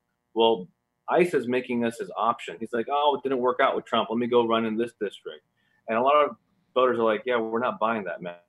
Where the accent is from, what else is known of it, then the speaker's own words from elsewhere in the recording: San Diego, California, United States; also born or lived in Gaza; I was born in San Diego, born in this district